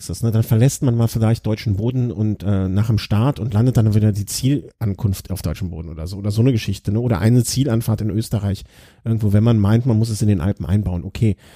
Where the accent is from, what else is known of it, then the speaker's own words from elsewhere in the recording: Poland; interessiert mich als Pole vielleicht die Polen-Rundfahrt eher, wenn die hier vor meiner Haustür rumfährt